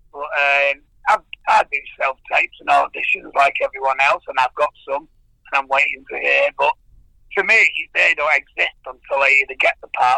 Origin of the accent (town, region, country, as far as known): Ireland